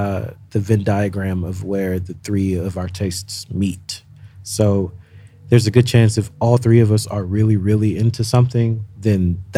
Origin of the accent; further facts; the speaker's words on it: Houston, Texas, United States; But yeah, Houston.